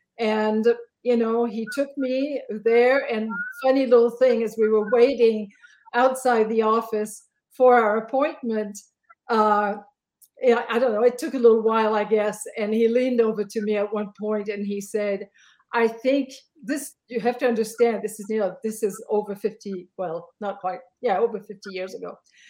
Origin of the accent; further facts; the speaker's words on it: Belgium; Now I'm from Belgium and I was a convert. I had just turned 17.